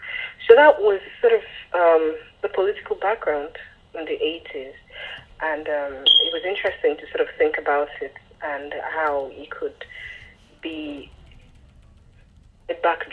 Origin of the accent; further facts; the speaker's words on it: Lagos, Nigeria; born there; I was born in Lagos and then lived elsewhere.